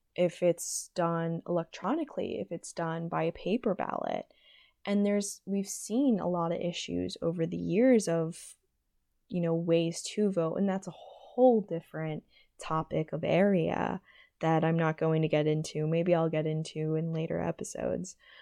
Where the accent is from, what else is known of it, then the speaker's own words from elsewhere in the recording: Pennsylvania, United States; moved away; I'm from Pennsylvania, I'm a Pennsylvanian voter